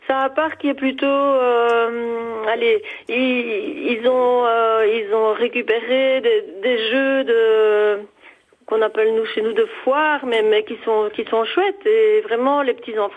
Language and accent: French; Belgium; also born or lived in Mauzens-et-Miremont, France; Et nous sommes belges, en fait. On a une petite maison ici à Mauzins.